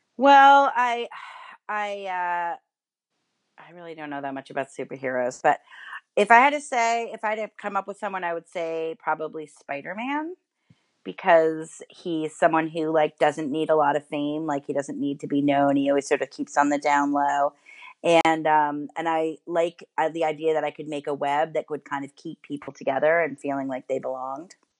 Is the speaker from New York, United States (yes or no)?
yes; New York City, New York, United States; I grew up in New York City, in Manhattan.